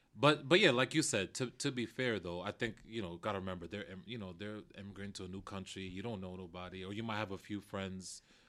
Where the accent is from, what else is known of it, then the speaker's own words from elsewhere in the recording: New Jersey, United States; also born or lived in Maplewood, New Jersey; now in New York, United States; I grew up in New Jersey. I grew up first in Jersey City, and then we moved out to Maplewood, not too far from Newark.